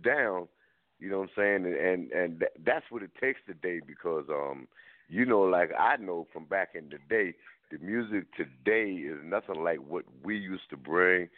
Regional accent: Paterson, New Jersey, United States; now in Buffalo, United States; I was born and raised in Paterson, New Jersey

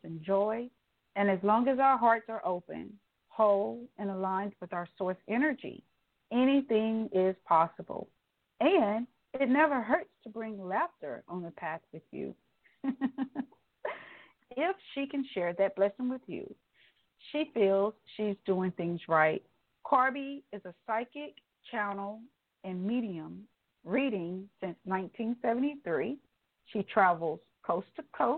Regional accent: the South, United States; I'm this Southern belle

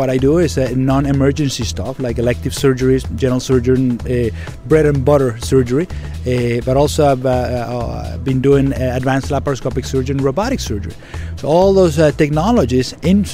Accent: Venezuela; English is a second language; moved away as an adult; also born or lived in Maine, United States; now in United States; I'm Venezuelan. I'm from Venezuela. I grew up, born and grew up in Venezuela, went to med school in Venezuela

